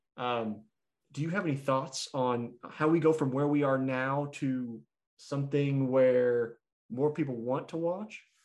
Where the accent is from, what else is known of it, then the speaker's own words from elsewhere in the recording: United States; also born or lived in Kansas City; as an American